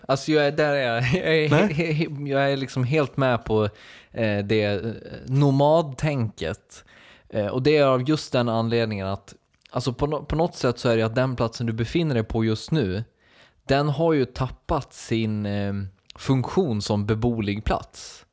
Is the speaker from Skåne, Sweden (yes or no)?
no; Dalarna County, Sweden; moved away; min uppväxt i Dalarna